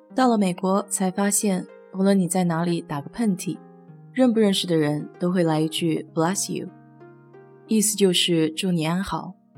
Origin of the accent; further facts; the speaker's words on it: China; now in United States; 我们中国人打碎玩，喜欢来句碎碎平安